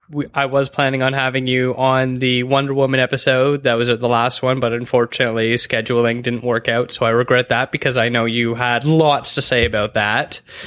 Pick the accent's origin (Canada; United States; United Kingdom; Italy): Canada